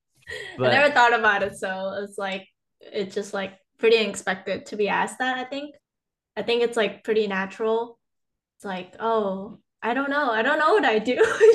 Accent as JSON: {"language": "English", "country": "Malaysia", "said": "So I'm from Malaysia. So I feel like even like back from like when my grandma or like my relatives would cook, I would just watch them"}